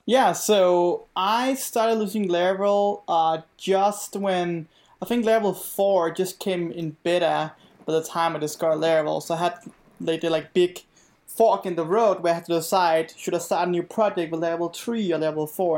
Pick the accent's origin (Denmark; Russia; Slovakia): Denmark; now in Virginia, United States; I'm originally from Denmark, and, um, yeah, and of course, now I live in Virginia